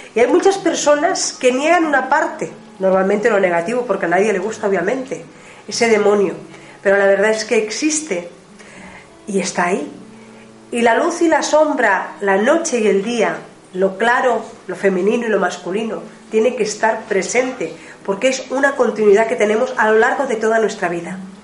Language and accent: Spanish; Ebro Delta, Catalonia, Spain; la zona del Ebro, eh, del delta del Ebro, de donde nosotros, de donde yo vengo